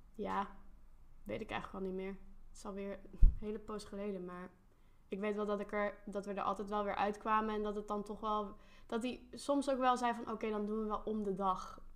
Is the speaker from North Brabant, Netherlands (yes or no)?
yes; North Brabant, Netherlands; Mijn ouders komen uit Limburg, ik kom uit Brabant, daar ben ik opgegroeid